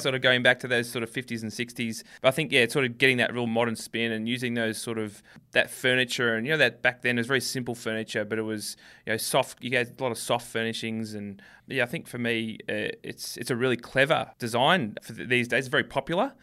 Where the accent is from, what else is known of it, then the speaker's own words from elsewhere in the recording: Melbourne, Victoria, Australia; we're from Melbourne